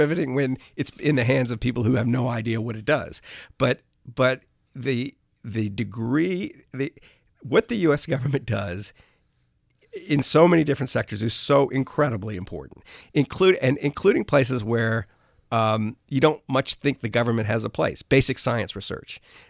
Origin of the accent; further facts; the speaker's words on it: New Orleans, Louisiana, United States; I grew up in New Orleans. So, you know, hurricanes when I was a kid, used to like come out of nowhere and you didn't know where they were going to hit.